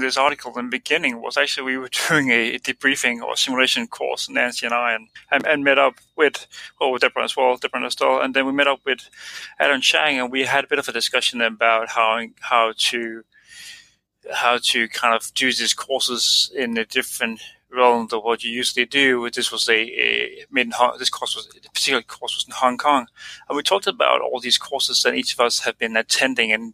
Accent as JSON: {"language": "English", "country": "Denmark", "moved": "as an adult", "lives_now": "Australia", "said": "I'm an anesthetist from Denmark"}